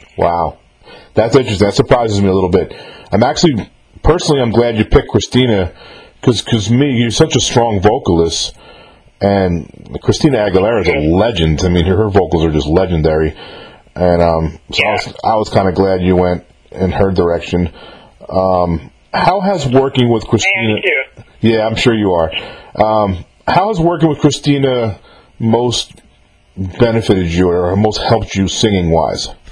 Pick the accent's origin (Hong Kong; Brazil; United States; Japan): United States; New York; I'm from New York myself